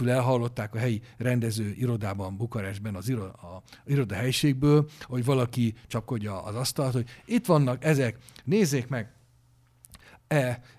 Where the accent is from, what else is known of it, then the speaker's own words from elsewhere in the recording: Hungary; magyarok vagyunk, azt nem lehet megváltoztatni